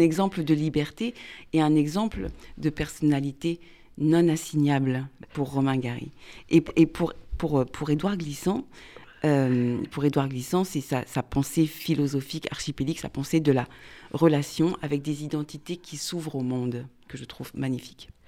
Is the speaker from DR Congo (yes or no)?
no; France; first language French; nos vies de Français qui sont profondément mélangées